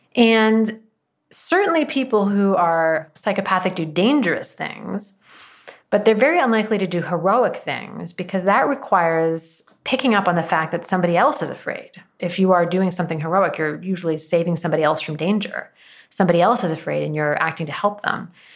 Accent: Washington, United States; born or raised there

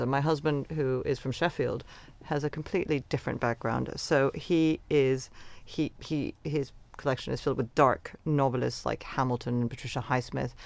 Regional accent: Venezuela; now in London, United Kingdom; the world that I grew up in in Venezuela

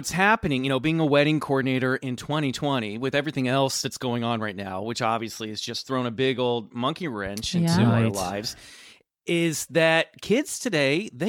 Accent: Lenexa, Kansas, United States; Yes, I grew up in Lenexa, Kansas, which is a suburb of the greater metropolitan area of Kansas City, Kansas.

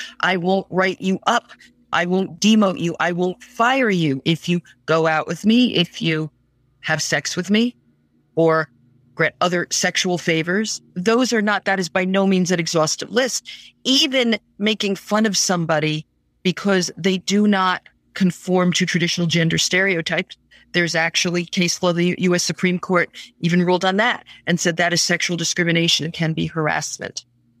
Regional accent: United States; I'm speaking as an American attorney.

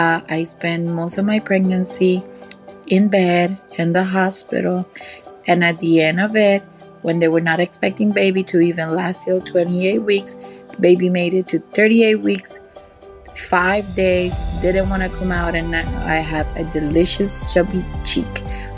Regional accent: Puerto Rico; I'm from Puerto Rico.

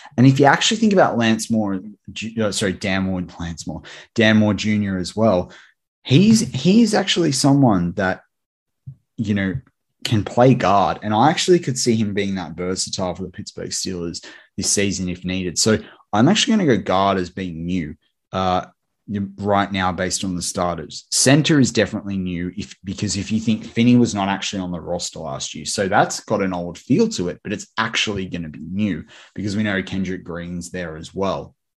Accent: Australia; my fellow countryman, as an Australian

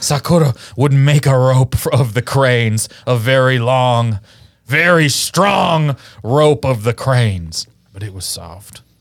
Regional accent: Kansas City, Missouri, United States; Missouri, where I'm from, and I'm from Kansas City

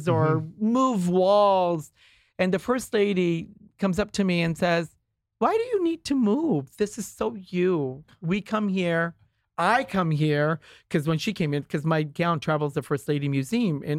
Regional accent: Kuwait; now in Beverly Hills, United States; I was born in Kuwait, so I speak the language

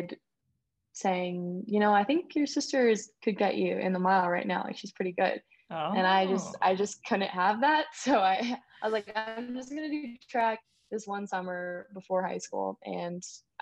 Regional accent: Phoenix, Arizona, United States; also born or lived in Indiana; I definitely spent the majority of my childhood in Phoenix.

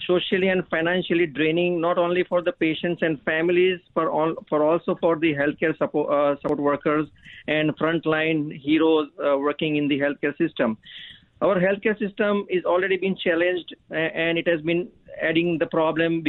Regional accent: India; moved away as an adult; now in Canada; I immigrated from India in 2012

